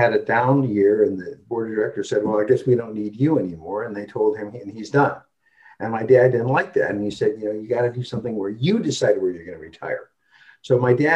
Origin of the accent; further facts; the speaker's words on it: Wisconsin, United States; now in Seattle, United States; I'm from Wisconsin